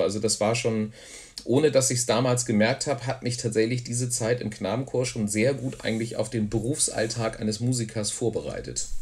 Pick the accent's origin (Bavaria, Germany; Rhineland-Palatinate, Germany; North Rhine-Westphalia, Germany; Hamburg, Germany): Hamburg, Germany; moved away as an adult; also born or lived in Frankfurt am Main, Germany / near Wimbledon, London, England; now in Tornesch, Germany; ich bin tatsächlich in äh, Frankfurt am Main geboren. Und da habe ich aber auch nur die ersten beiden Lebensjahre verbracht und dann sind wir nach Hamburg gezogen